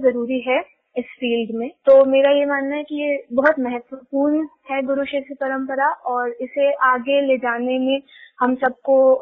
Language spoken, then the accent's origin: Hindi; Bhilai, Chhattisgarh, India; also born or lived in Gondia, Maharashtra / Bangalore, Karnataka; मेरा घर है भिलाई छत्तीसगढ़ में ऐसे तो मेरे दादी दादाजी का घर और जहाँ मेरा जन्म हुआ वो है गोंदिया महाराष्ट्र में लेकिन चूंकि पापा की जॉब यहाँ भिलाई में थी तो बचपन से मैं भिलाई में ही पली बड़ी हूँ